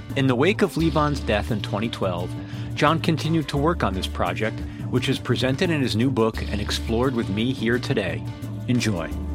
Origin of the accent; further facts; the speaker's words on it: New York City area, United States; moved away; also born or lived in Manhattan, New York / Brooklyn, New York; somebody from that area